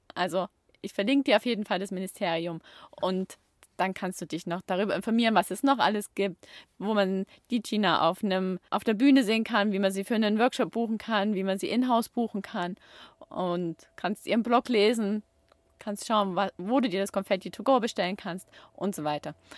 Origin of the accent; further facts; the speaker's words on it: Chemnitz, Saxony, Germany; moved away as an adult; also born or lived in Baden-Württemberg (Ländle); now in Baden-Württemberg, Germany; ich komme aus Chemnitz und ich bin dort aufgewachsen, ich bin dort in die Schule gegangen, das ist meine Heimat